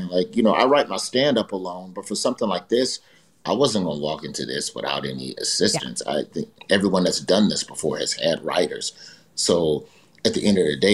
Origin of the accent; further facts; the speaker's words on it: Birmingham, Alabama, United States; I'm from Birmingham